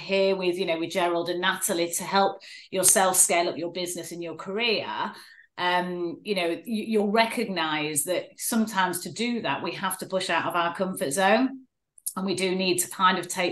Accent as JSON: {"language": "English", "town": "Manchester", "region": "North West England", "country": "United Kingdom", "tie": "born or raised there", "said": "Grew up in a place called Stretford."}